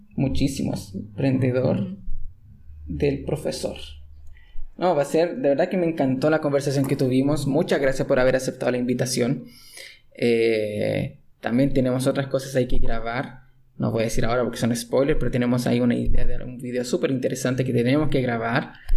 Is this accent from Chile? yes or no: yes; Chile; soy chileno